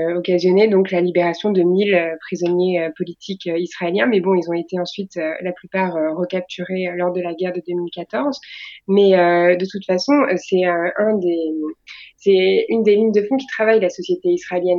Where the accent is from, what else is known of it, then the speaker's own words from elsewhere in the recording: France; on est est des Français